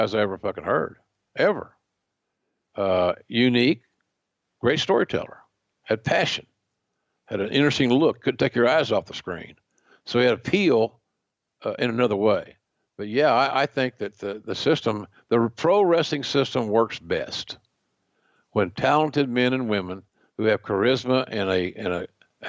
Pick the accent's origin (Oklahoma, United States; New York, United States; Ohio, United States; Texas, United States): Oklahoma, United States; growing up in Oklahoma